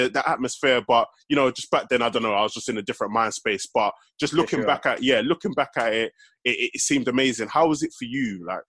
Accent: Stratford, London, United Kingdom; I'm from Stratford, innit?

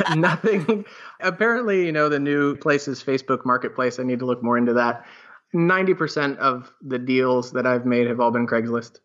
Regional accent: Sarasota, Florida, United States; also born or lived in West Palm Beach, Florida / New York; Sarasota, which is our hometown

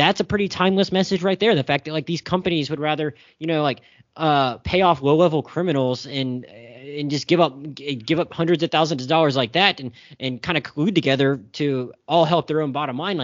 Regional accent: the South, United States; I'm from the South. I'm a Southerner who identifies more as a Northerner

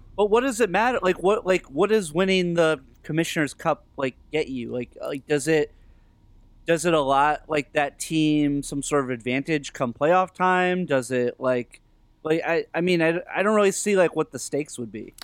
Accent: Northeast, United States; growing up in the Northeast

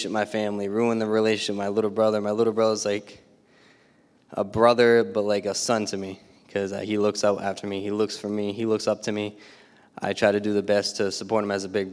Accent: Bridgewater, Massachusetts, United States; I'm from Bridgewater, Mass

